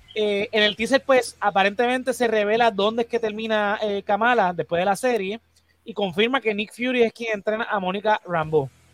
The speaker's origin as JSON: {"language": "Spanish", "country": "Puerto Rico", "said": "los boricuas nos encanta la Navidad"}